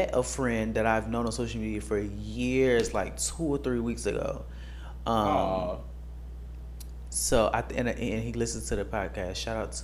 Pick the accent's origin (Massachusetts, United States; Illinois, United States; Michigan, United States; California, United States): Illinois, United States; Chicago; now in Houston, United States; I'm from Chicago. I'm not in Chicago.